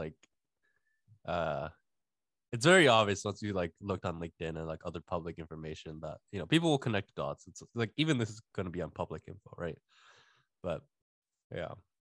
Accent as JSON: {"language": "English", "town": "Toronto", "region": "Ontario", "country": "Canada", "tie": "born or raised there", "moved": "as an adult", "said": "I grew up in Toronto."}